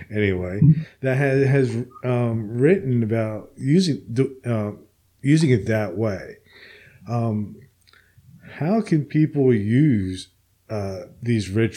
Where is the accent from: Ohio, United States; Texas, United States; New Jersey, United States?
New Jersey, United States; now in Alabama, United States; I'm originally from New Jersey, and I used to go to New York all the time, and now I live in Alabama